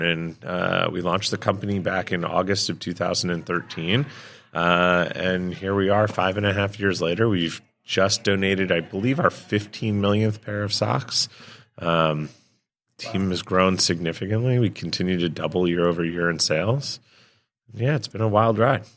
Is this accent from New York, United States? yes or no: yes; New York, United States; Born and raised in New York